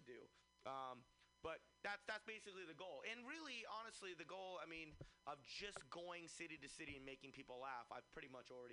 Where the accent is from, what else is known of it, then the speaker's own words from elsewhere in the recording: Fremont, California, United States; I'm from Fremont